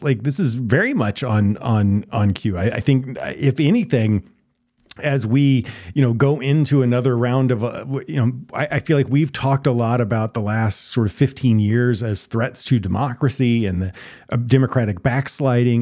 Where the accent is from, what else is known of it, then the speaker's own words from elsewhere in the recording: Texas, United States; I'm a Texas boy. I grew up in Texas